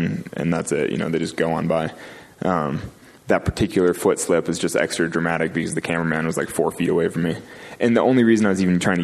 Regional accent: California, United States; I grew up in California

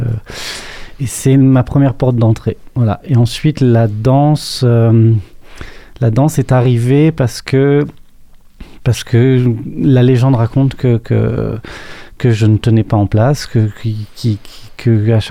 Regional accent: Annecy, Auvergne-Rhône-Alpes, France; born there; né à Annecy, en Haute-Savoie, dans les Alpes. Une très jolie petite ville euh, de montagne avec une influence italienne.

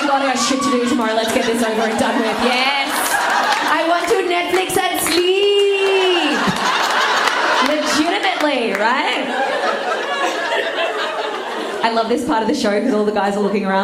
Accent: Australia; I'm Australian, I barely speak English properly

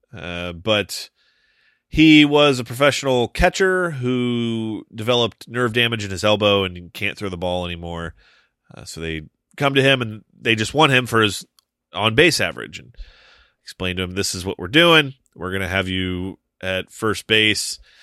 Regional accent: Toledo, Ohio, United States; I grew up just outside of Toledo

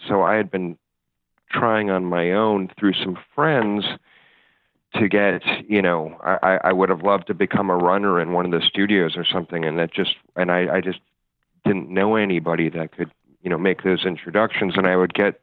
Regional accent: Chicago, Illinois, United States; moved away; I grew up in Chicago

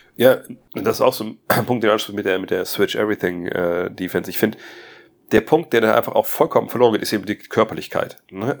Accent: Wolfsburg, Lower Saxony, Germany; in so einem Plattenbau da bei uns in Wolfsburg, Detmarode

